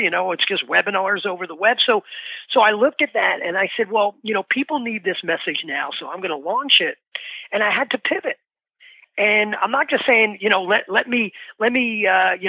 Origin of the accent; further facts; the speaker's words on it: New York City, New York, United States; now in New Jersey, United States; I grew up in the Bronx in New York. I'm in New Jersey now